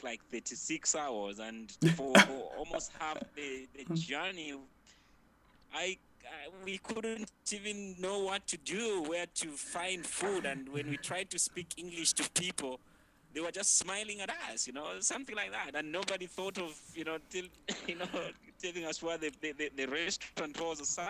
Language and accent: English; Copperbelt Province, Zambia; moved away as an adult; I was brought up on the Copper Belt that is just, you know, right at the border with Congo.